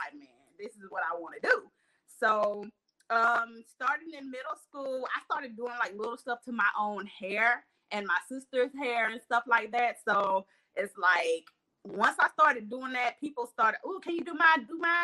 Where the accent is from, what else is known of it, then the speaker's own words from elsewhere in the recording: Albany, Georgia, United States; also born or lived in Charleston, South Carolina; I was born in Charleston, South Carolina, which you already know Albany, Georgia done raised me